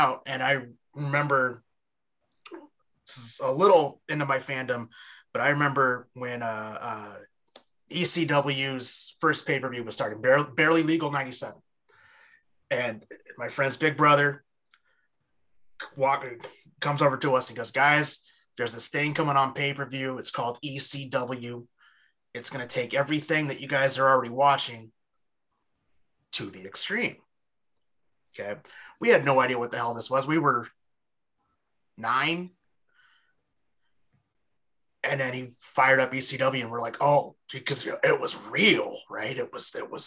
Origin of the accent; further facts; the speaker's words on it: East Bay, California, United States; I'm from the East Bay originally